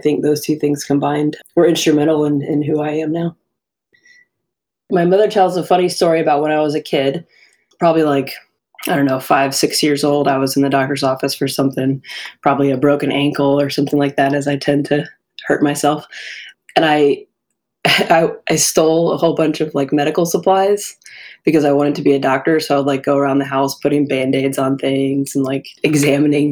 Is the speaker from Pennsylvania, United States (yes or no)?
no; Tampa, Florida, United States; From Tampa, Florida. Growing up in Florida is pretty cool.